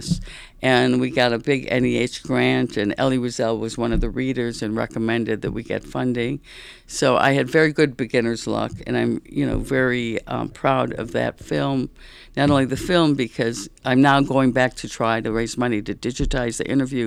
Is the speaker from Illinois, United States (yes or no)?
no; Detroit, Michigan, United States; also born or lived in Berlin, Germany; now in Washington, United States; Growing up in Detroit